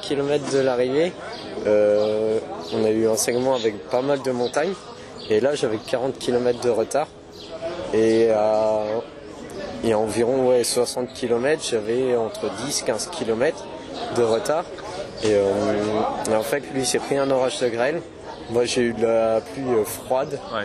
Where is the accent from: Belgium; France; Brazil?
France; Poitiers, Nouvelle-Aquitaine; moi je viens de Poitiers, j'ai 23 ans et euh, j'ai toujours vécu euh, à Poitiers, dans un petit village à côté